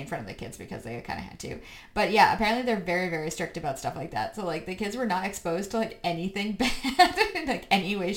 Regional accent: United States; we're American

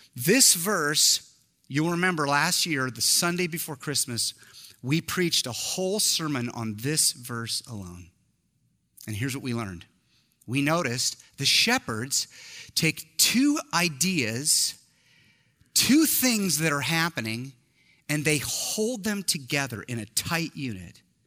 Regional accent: Eugene, Oregon, United States; I'm from Eugene

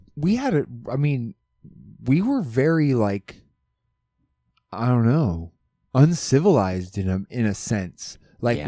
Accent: Alaska, United States; growing up in Alaska

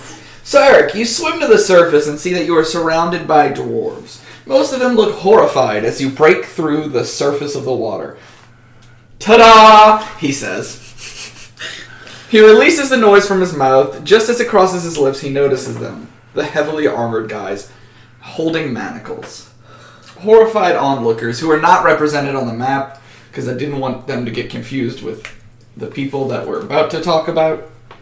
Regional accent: Louisiana, United States; Listen, I'm from Louisiana.

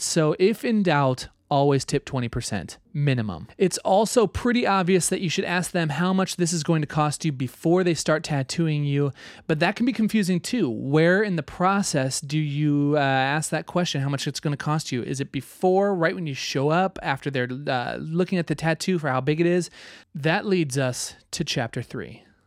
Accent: Nebraska, United States; I grew up in Nebraska

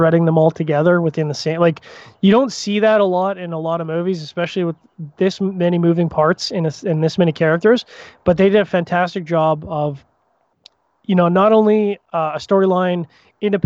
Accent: Canada; as a Canadian

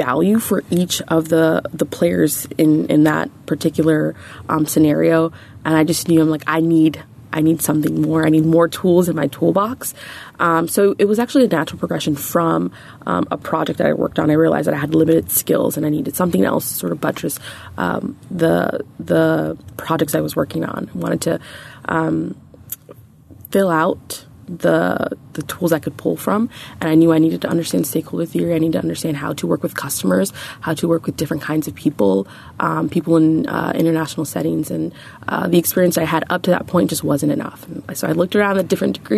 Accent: New York, United States; also born or lived in Nigeria / India; I'm from New York, originally from Nigeria. I'm Nigerian-American

